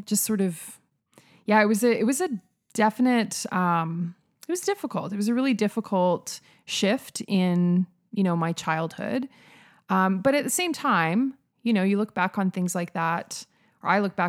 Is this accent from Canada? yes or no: yes; Saskatoon, Saskatchewan, Canada; now in Calgary, Canada; So I grew up in Saskatoon. I was actually born in Calgary, grew up in Saskatoon.